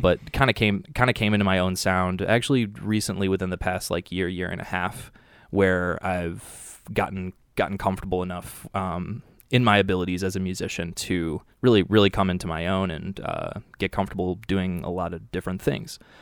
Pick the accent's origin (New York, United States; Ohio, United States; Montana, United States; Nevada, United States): Ohio, United States; Cleveland; now in Chicago, United States; I grew up in Cleveland, Ohio